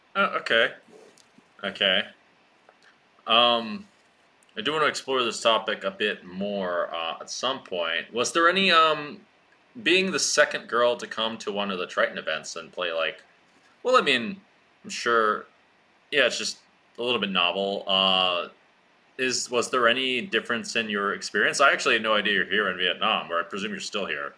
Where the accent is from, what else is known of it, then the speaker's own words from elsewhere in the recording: Washington, District of Columbia, United States; my hometown, Washington, D.C.